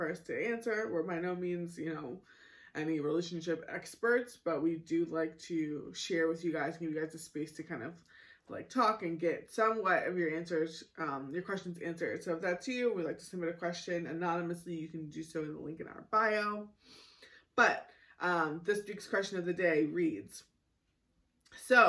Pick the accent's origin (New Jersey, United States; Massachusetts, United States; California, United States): Massachusetts, United States; Boston; moved away; I grew up in Boston